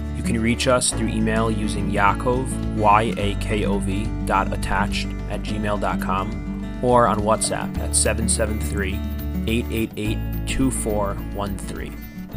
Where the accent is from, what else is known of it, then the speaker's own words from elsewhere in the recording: United States; as American Jews, many of us are experiencing having lived in an America